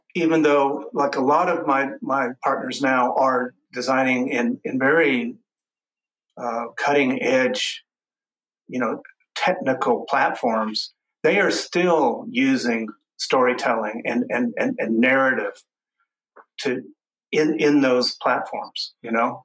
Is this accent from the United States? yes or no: yes; Texas, United States; growing up in Texas